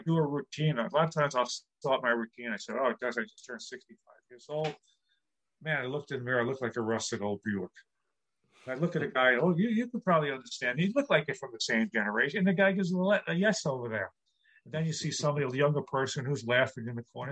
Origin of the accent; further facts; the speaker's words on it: New York City, New York, United States; I grew up in New York City